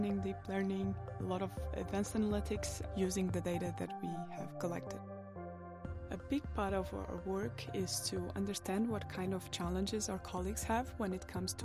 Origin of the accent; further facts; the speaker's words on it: Portugal; moved away as an adult; now in Copenhagen, Denmark; I'm originally from Portugal and I've been in Denmark for 5 years now.